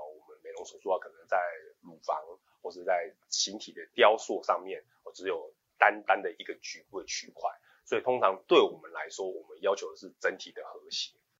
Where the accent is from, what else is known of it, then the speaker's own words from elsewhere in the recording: Taiwan; 我们都是台湾人